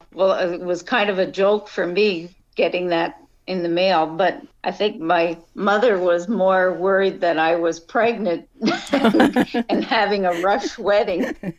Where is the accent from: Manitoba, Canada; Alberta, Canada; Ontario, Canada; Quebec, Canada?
Quebec, Canada; Rouyn-Noranda; moved away as an adult; also born or lived in Montreal / St. Lazare; now in Prince Edward Island, Canada; But I was born in northern Quebec in a town called Noranda. It was a mining town, a copper mining town